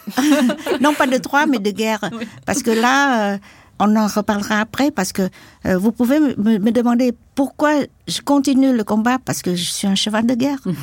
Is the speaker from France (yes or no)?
no; Can Tho, Mekong Delta, Vietnam; French is a second language; moved away; also born or lived in Saigon; mon village natal était pas à Saigon, mais à Kantheur, dans le delta du Mekong.